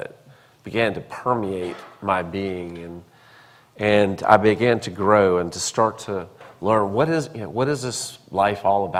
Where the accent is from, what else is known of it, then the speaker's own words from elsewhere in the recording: Charlotte, North Carolina, United States; born there; also born or lived in Columbia; I was born in Charlotte, and my grandfather, Joseph Sherwood Harvard, baptized me at a Presbyterian church in Charlotte, and my mother would tell me all of this.